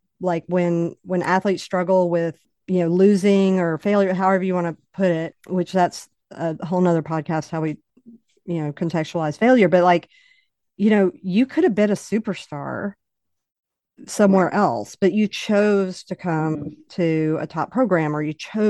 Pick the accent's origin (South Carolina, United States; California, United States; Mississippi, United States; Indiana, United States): Mississippi, United States; Oxford; I'm from Oxford.